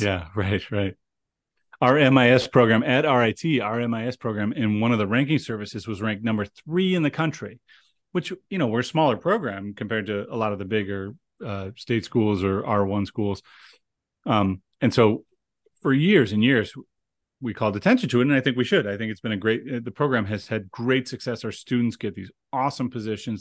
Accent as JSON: {"language": "English", "town": "Cleveland", "region": "Ohio", "country": "United States", "tie": "born or raised there", "moved": "yes", "lives_now": "Rochester, United States", "said": "Cleveland, Ohio, which is my hometown."}